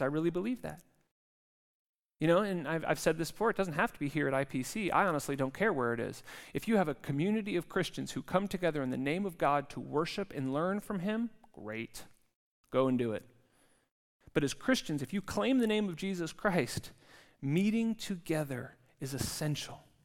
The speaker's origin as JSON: {"language": "English", "region": "California", "country": "United States", "moved": "yes", "lives_now": "Zurich, Switzerland", "said": "I come from California"}